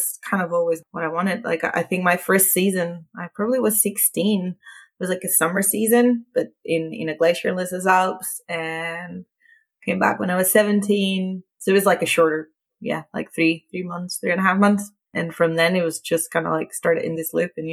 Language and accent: English; a small village near Barcelona, Catalonia, Spain; moved away as an adult; now in Sweden; I'm originally from Spain, from a small village close to Barcelona, about like 35 kilometers from the city